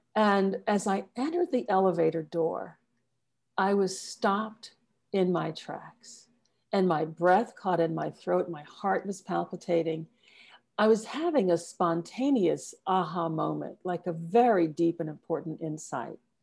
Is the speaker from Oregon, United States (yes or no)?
no; South Carolina, United States; I was born and raised in the U S, specifically in a small town in South Carolina.